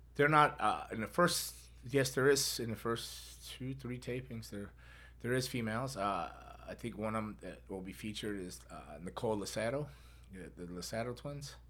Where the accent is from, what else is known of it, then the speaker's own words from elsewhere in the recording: Florida, United States; Born and raised in Florida